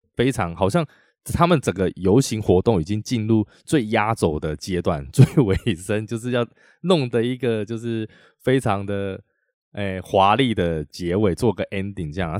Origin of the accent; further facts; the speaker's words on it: Taiwan; 在我们台湾，我们台湾人